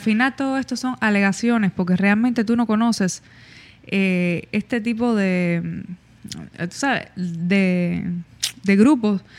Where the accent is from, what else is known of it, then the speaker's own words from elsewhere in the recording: Cuba; nosotros que somos cubanos